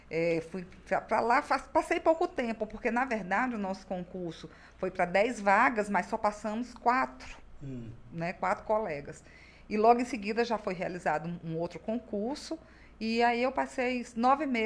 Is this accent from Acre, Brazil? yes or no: yes; Rio Branco, Acre, Brazil; Acriana, formada pela, pela Universidade Federal do Acre. Nasceu em Rio Branco mesmo? Nasci em Rio Branco.